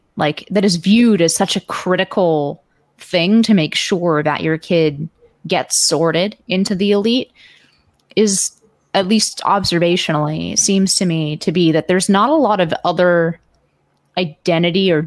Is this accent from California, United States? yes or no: yes; Palo Alto, California, United States; in my hometown of Palo Alto